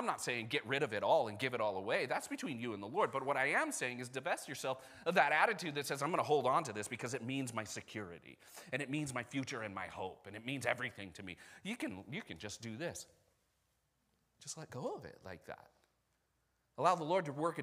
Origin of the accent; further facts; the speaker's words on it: United States; I'm also American